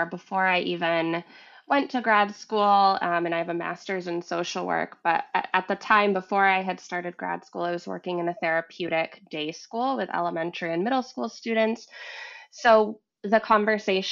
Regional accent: Vermont, United States; moved away as an adult; also born or lived in Massachusetts; I grew up in Vermont, and I had moved to Massachusetts.

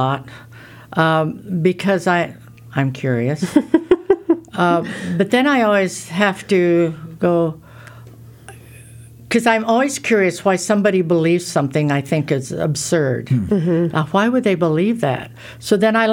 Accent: Iowa, United States; I'm from Iowa.

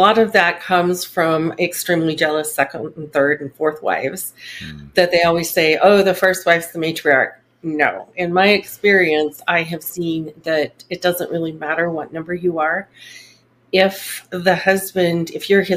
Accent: Salt Lake City, Utah, United States; also born or lived in Brigham City, Utah; I actually grew up in the Salt Lake area. Okay. I was born up in Brigham City, and then my parents moved to the Salt Lake area.

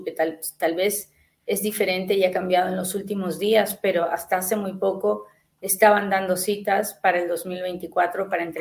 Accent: Guatemala; Quiero saber qué beneficios tiene uno como guatemalteco.

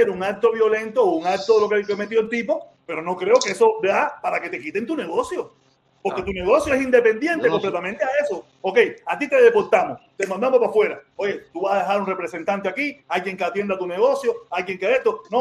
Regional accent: Cuba; Mira, tú sabes lo que pasa, que nosotros somos los cubanos.

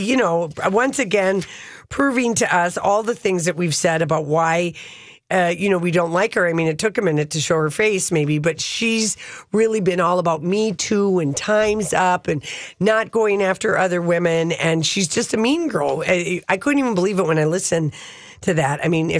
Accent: Maryland, United States; I'm a Lutheran from Maryland, and everybody laughed.

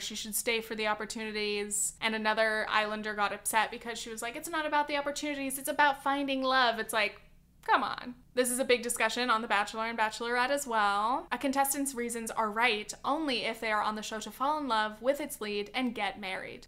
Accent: California, United States; I'm a Californian.

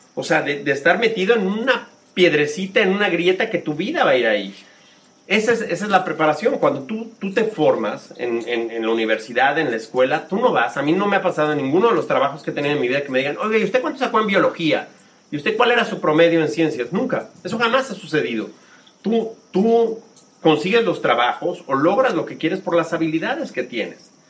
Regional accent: Mexico City, Mexico; moved away as an adult; also born or lived in United States / Spain; yo soy del barrio de La Guerrero, en la Ciudad de México, en la frontera con Tepito

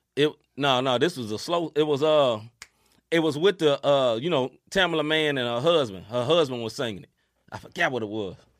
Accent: New Jersey, United States; I'm from Jersey

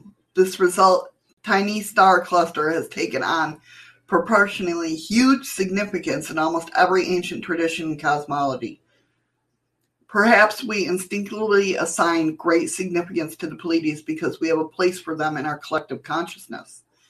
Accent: Cincinnati, Ohio, United States; Okay, so growing up in Cincinnati, my family often took trips to Loveland, Ohio

